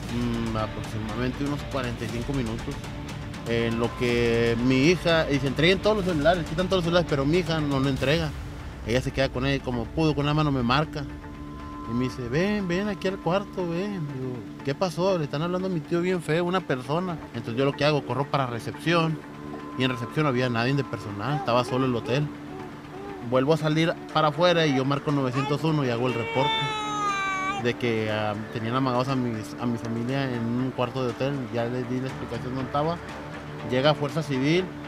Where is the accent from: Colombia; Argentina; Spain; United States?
United States; Texas; nosotros venimos de Estados Unidos